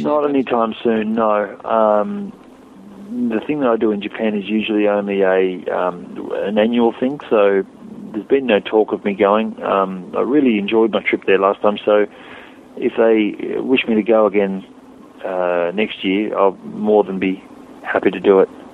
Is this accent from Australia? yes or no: yes; Australia; an Australian rider